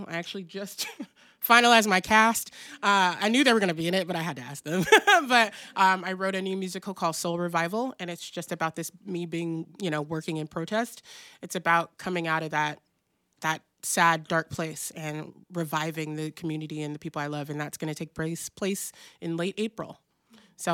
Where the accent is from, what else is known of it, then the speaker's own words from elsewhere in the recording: Pacific Northwest, United States; also born or lived in South; I'm from the Pacific Northwest, I was born in the South, but like I grew up here, and we're a different kind of breed, you know?